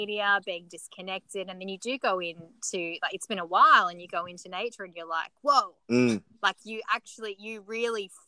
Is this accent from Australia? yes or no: yes; Australia; also born or lived in New Zealand; I was brought up here in Australia, but when I go back to New Zealand, to our family land